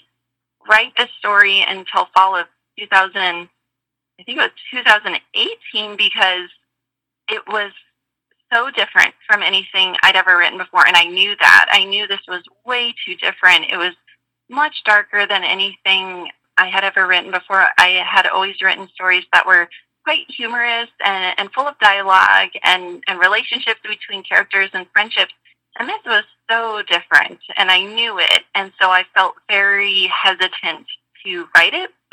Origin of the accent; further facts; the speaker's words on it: Cave Creek, Arizona, United States; they were also from my hometown of Cave Creek, where I was living at the time